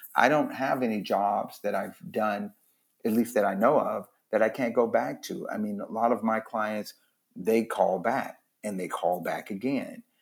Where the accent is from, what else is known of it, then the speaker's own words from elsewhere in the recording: Los Angeles, California, United States; also born or lived in Louisiana; I just lived in Watts. We moved there when I was nine from Louisiana.